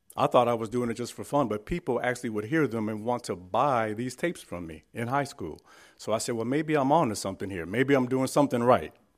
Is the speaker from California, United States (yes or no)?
yes; San Francisco, California, United States; I was born and raised in San Francisco, California